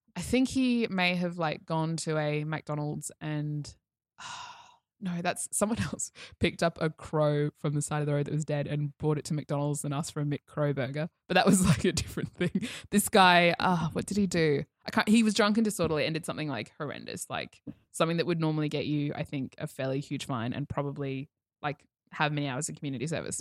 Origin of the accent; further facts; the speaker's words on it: Toowoomba, Queensland, Australia; I came from further out west, the Glennie School